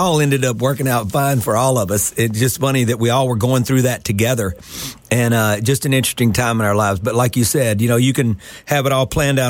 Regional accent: Mississippi Delta, United States; I grew up in the Mississippi Delta. I was a little bit more fortunate where I grew up that I was this Lebanese Catholic kid.

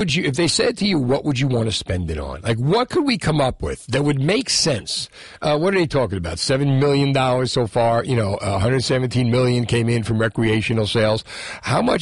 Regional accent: Hudson County, New Jersey, United States; I grew up in Hudson County, and I was one of the generations that moved.

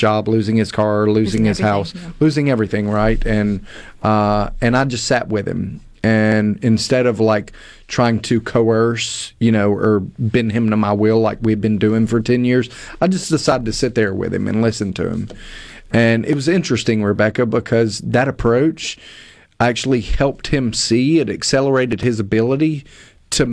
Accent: Hattiesburg, Mississippi, United States; I'm originally from Hattiesburg, grew up in a good, loving, well-respected family

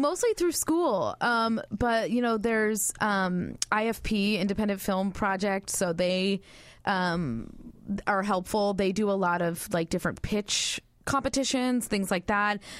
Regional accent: Northern California, United States; moved away as an adult; I'm from Northern California, born and raised

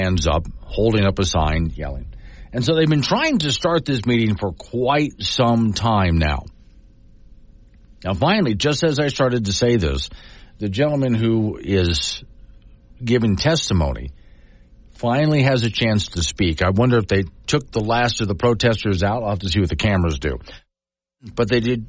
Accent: United States; I'm an American in America

